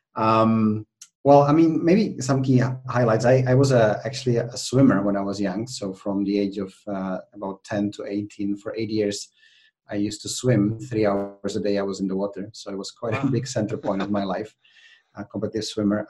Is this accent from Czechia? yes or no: yes; Czechia; also born or lived in United Kingdom; now in Spain; I'm actually originally from the Czech Republic. Um, I was born in Czechoslovakia at the time